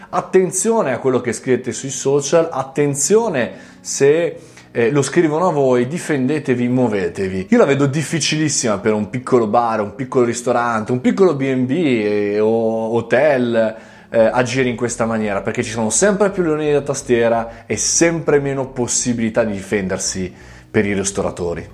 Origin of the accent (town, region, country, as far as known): Italy